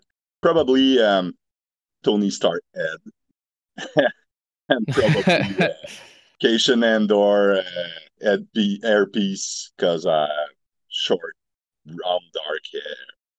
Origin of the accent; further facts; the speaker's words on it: Montreal, Quebec, Canada; I'm from Montreal, Quebec, Canada.